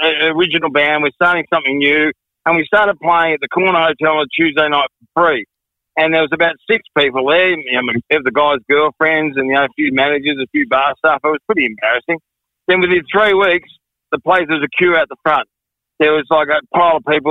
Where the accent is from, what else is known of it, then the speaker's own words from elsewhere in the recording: Beaumaris, Victoria, Australia; I used to go to Beaumaris North Primary School, right, which is in Beaumaris, of course.